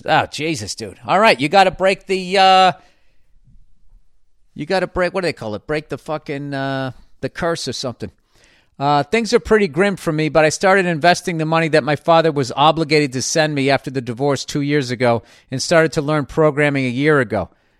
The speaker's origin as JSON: {"language": "English", "town": "Melbourne", "region": "Victoria", "country": "Australia", "tie": "born or raised there", "also_born_or_lived": "Paris, France", "said": "I have recently returned to my hometown of Melbourne, Australia, after living in Paris for 11 years."}